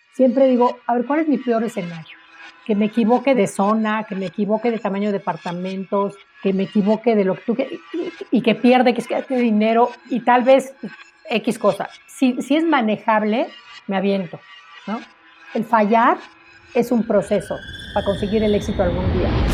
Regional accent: Mexico

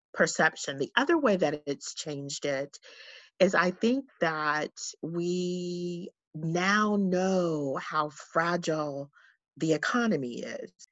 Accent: San Diego, California, United States; I am, um, born and raised in San Diego

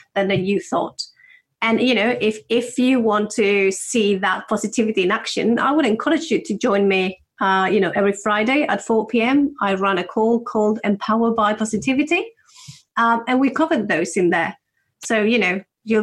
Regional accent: Spain; moved away as an adult; now in United Kingdom; I'm from Spain

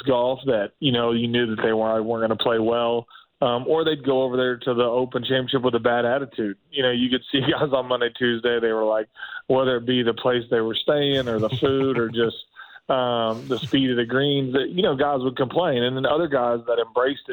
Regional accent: Richmond, Indiana, United States; moved away as an adult; also born or lived in Oklahoma; I was a kid from Richmond, Indiana

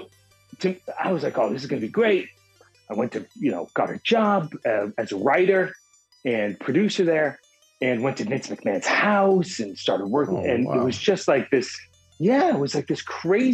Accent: Boston, Massachusetts, United States; I grew up in Boston and my parents are from another country.

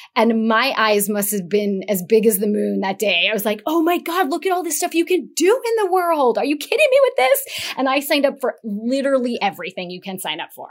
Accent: Las Vegas, Nevada, United States; I was born in Las Vegas. I grew up in Las Vegas

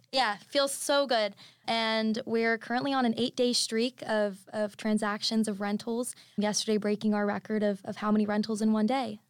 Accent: Orlando, Florida, United States; I'm originally from Orlando, Florida

